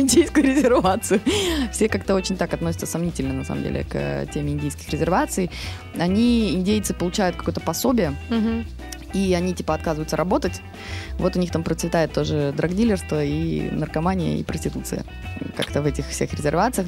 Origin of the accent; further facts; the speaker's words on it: Russia